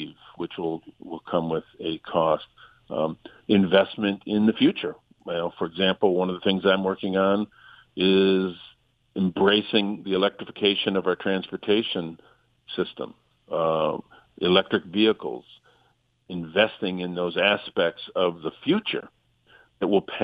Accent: Flint, Michigan, United States; I represent Flint. I'm from Flint.

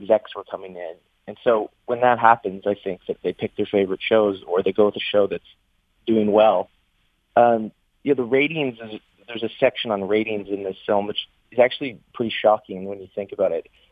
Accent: Canada; I'm from Canada

